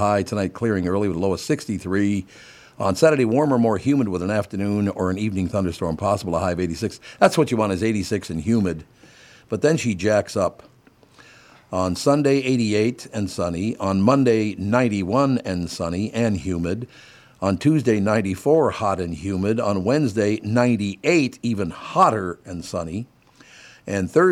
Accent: Minneapolis, Minnesota, United States; also born or lived in Saint Paul, Minnesota; growing up in Minneapolis, St. Paul

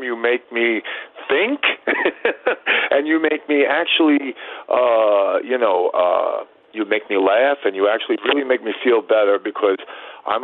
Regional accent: New York City, New York, United States; now in Orlando, United States; I grew up in Brooklyn, Bay Ridge. So shout out to Bay Ridge, Brooklyn. I grew up in Bay Ridge

